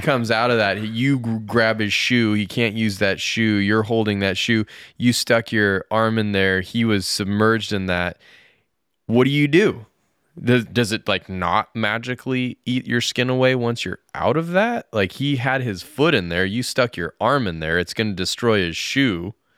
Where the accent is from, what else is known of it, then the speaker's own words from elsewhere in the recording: near Aspen, Colorado, United States; moved away as an adult; also born or lived in Japan; where I grew up near Aspen was just all ranch, ranches, like cattle ranches